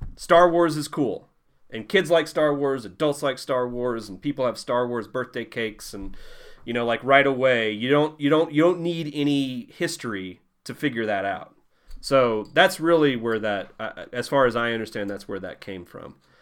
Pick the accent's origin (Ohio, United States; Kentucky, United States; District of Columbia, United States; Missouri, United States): Missouri, United States; Southeast; moved away as an adult; now in New Mexico, United States; I'm from Southeast Missouri